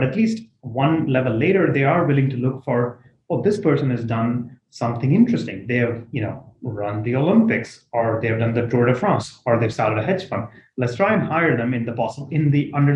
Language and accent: English; India; moved away; I come from India, where at the end of your high school, it's basically about as rat racy as it gets